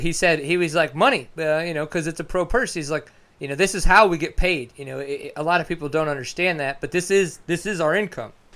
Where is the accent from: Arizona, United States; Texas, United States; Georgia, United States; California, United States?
Texas, United States; I'm from Texas, live in McKinney